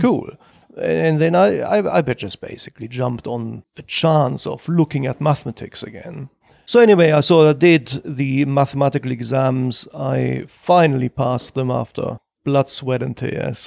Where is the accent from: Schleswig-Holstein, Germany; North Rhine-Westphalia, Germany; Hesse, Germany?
North Rhine-Westphalia, Germany; Ruhr Valley; moved away as an adult; now in London, United Kingdom; I was born in Germany and roughly I spent half my life in Germany and half my life